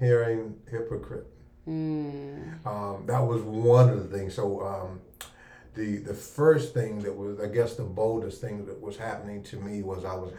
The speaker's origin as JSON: {"language": "English", "town": "District Heights", "region": "Maryland", "country": "United States", "tie": "born or raised there", "also_born_or_lived": "Washington, D.C.", "said": "I'm a native Washingtonian. I'm originally from Northeast Washington, D.C. Grew up in District Heights, which we call Forestville, Maryland. Graduated from Largo High School. 1988 graduate."}